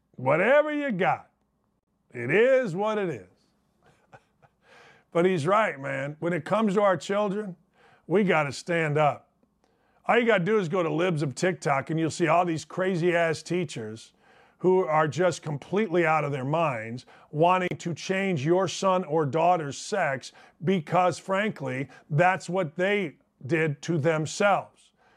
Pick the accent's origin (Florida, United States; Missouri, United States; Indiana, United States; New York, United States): Indiana, United States; Gary; growing up in Gary, Indiana